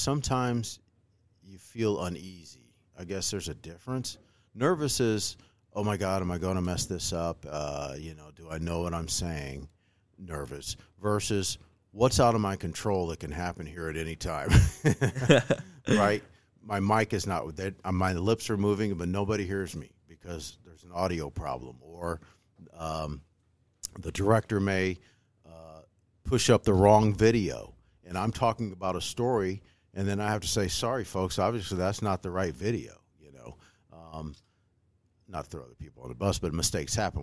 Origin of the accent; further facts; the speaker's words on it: Decatur, Illinois, United States; I'm a Saint Teresa grad, right? I never thought I'd be on the news in W A N D in my hometown